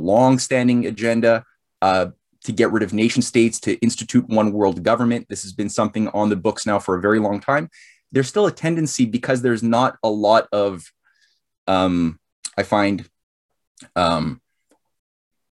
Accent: Canada; I'm a Canadian-based author, publishing a new series of books on American history

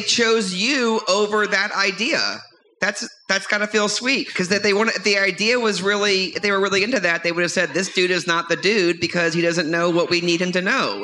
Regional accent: New Orleans, Louisiana, United States; I grew up in the New Orleans area

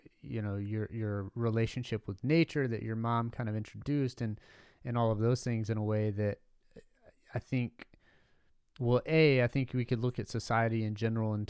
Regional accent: Southeast, United States; growing up in the Southeast and the, you know, in the kind of Bible Belt

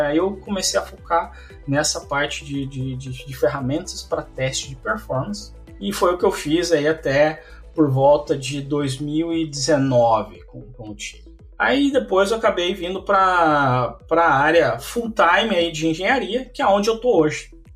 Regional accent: Mafra, Santa Catarina, Brazil; moved away as an adult; also born or lived in Campinas; now in Brno, Czechia; eu sou de Mafra, Santa Catarina

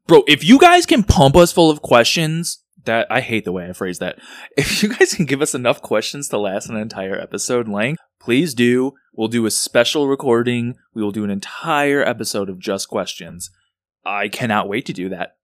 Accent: Chicago, Illinois, United States; growing up, growing up in Rogers Park, I'd be at fucking El Famous Burrito at three A M

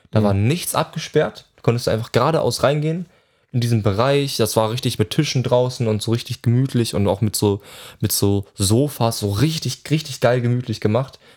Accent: Hannover, Lower Saxony, Germany; Wo kommst du her? Ja, aus Hannover. Hä? Okay, wir kommen auch, wir kommen auch aus Hannover.

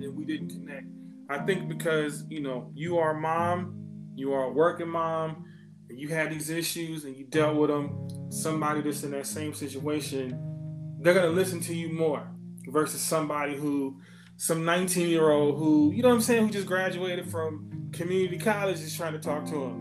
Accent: Ohio, United States; I wasn't born in Ohio, but I grew up in Ohio.

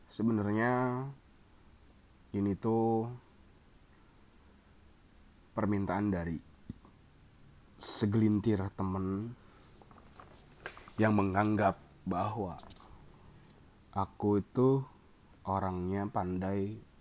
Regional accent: Garut, West Java, Indonesia; aku ini lahir di Garut orang Sunda pecinta Persib beli game 18 tilu tilu pecinta Persib uh, terus lulusan Polban ya SD-nya di kampung di rumah eh di dekat rumah di Karangpawitan di Garut

